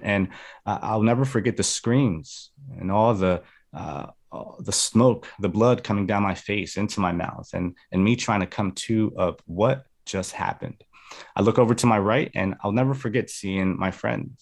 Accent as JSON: {"language": "English", "region": "New Jersey", "country": "United States", "tie": "born or raised there", "also_born_or_lived": "Medellin, Colombia", "said": "So I was actually born in New Jersey. I'm a Jersey boy, but I was raised in Columbia. I spent, uh, some years there. I came back to the States when I was in second grade"}